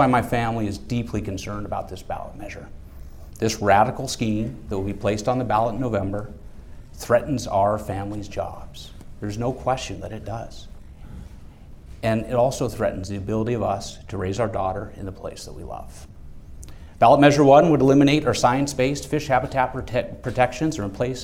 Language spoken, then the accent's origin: English; Juneau, Alaska, United States; also born or lived in Sitka, Alaska; I was born in Sitka, was raised here in Juneau